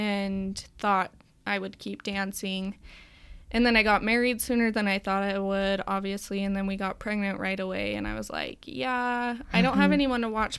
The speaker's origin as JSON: {"language": "English", "town": "Pleasant Grove", "region": "Utah", "country": "United States", "tie": "born or raised there", "also_born_or_lived": "Cedar City, Utah", "said": "I grew up here in Pleasant Grove."}